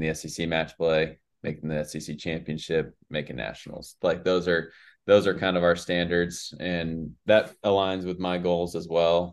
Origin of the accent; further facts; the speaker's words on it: West Coast, United States; moved away as an adult; now in Mississippi, United States; I grew up on the West Coast